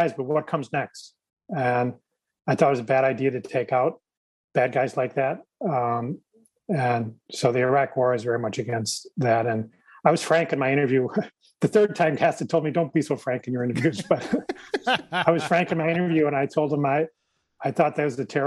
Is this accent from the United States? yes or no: yes; Illinois, United States; I'm from Illinois, but not the city